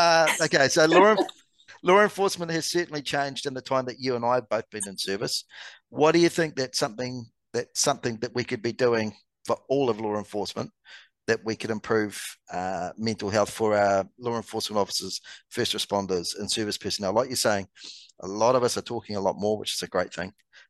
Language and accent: English; Canada; For me, and you're going to laugh at this as a Canadian, I come home because the hockey games are on at the most ridiculous times here